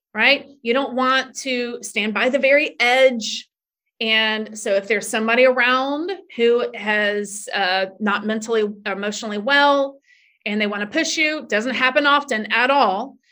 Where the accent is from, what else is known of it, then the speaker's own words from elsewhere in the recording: Tallahassee, Florida, United States; moved away as an adult; now in New York City, United States; I came from Tallahassee, Florida. And there's not a huge amount of diversity, or there wasn't when I was growing up in the 80s.